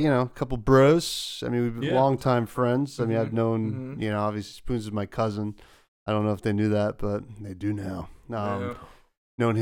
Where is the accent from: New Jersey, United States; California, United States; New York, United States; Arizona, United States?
New Jersey, United States; we're all from Jersey